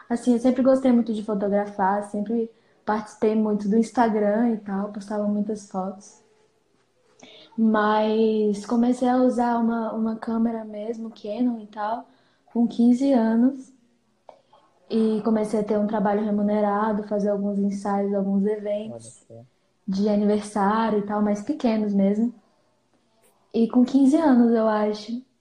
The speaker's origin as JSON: {"language": "Portuguese", "town": "Planaltina", "region": "Federal District", "country": "Brazil", "said": "Eu tenho 17 anos e sou de Brasília, na verdade, Panaltina, que fica no entorno de Brasília."}